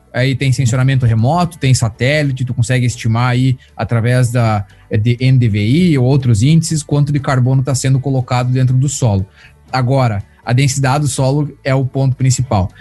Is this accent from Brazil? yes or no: yes; Brazil; now in United States; eu sou brasileiro